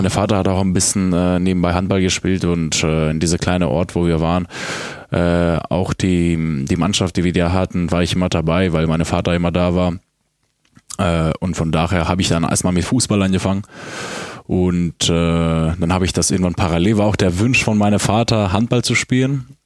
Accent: Drama, Eastern Macedonia and Thrace, Greece; born there; In Drama.

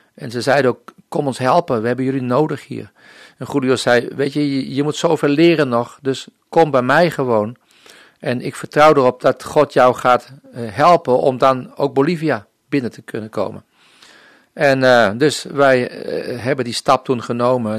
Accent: Netherlands; moved away as an adult; also born or lived in Colombia

